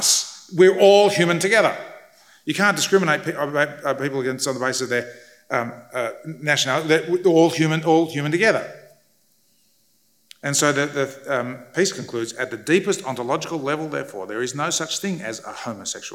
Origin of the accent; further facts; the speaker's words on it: Australia; I grew up in Australia